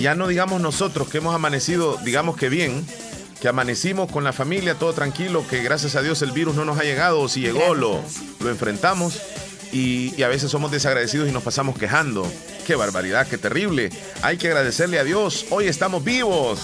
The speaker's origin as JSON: {"language": "Spanish", "country": "El Salvador", "said": "Así somos los salvadoreños de luchadores, de trabajadores"}